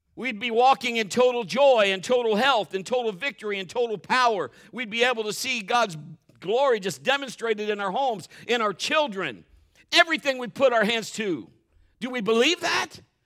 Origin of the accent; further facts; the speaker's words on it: Marion, United States; we were both born and raised in Marion